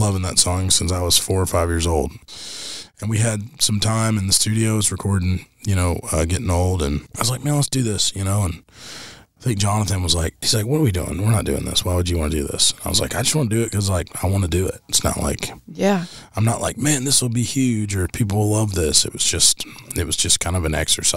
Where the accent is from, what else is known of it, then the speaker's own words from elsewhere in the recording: North Carolina, United States; now in Tennessee, United States; I'm from North Carolina